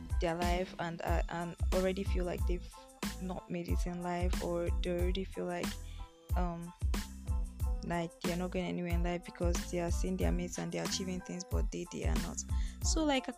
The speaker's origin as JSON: {"language": "English", "country": "Nigeria", "said": "I'm from Nigeria"}